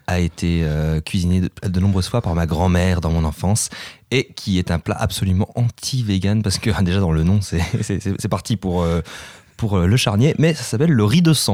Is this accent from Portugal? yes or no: yes; Portugal; Moi, je, je connais, hein, je suis portugais.